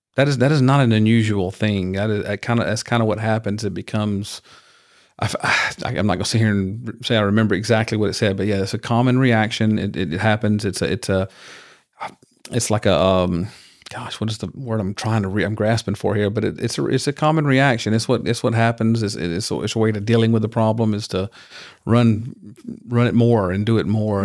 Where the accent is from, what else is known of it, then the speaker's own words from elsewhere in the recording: rural Georgia, United States; now in Houston, United States; I grew up in Georgia, but, n, not in Atlanta